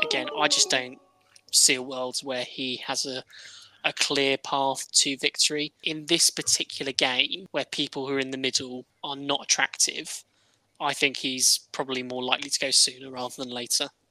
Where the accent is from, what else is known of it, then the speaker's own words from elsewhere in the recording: Midlands, United Kingdom; We're two friends from the Midlands